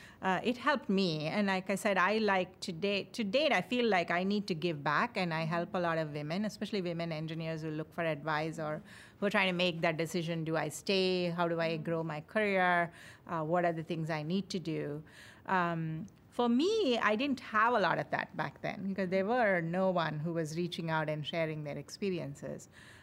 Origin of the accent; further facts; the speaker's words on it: India; moved away as an adult; now in United States; I came from India.